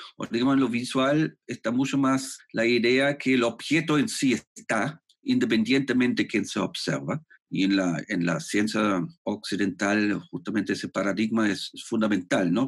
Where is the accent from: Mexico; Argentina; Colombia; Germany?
Germany; Spanish is a second language; moved away as an adult; also born or lived in Spain; now in Santiago, Chile; yo soy alemán y he estudiado en Alemania arte